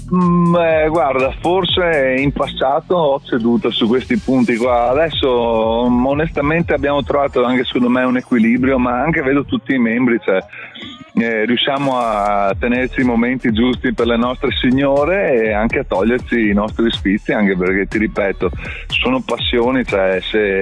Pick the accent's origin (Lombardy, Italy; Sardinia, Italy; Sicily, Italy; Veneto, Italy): Veneto, Italy; Padua; sono di Padova